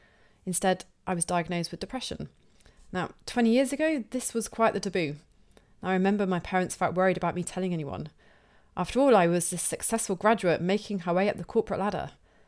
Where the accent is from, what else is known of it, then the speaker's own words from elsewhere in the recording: Plymouth, South West England, United Kingdom; I feel especially connected to this one because Tom is from my hometown of Plymouth here in the UK.